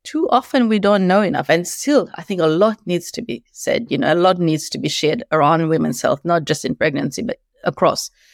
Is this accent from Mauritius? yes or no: yes; Mauritius; moved away as an adult; also born or lived in Beijing, China; now in Australia; I've been in Australia for ten years, moved here from eleven years being in Beijing, China, originally from Mauritius